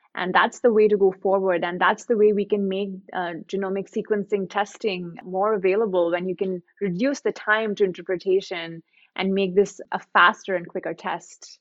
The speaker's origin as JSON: {"language": "English", "country": "India", "tie": "born or raised there", "said": "coming from India, growing up in India"}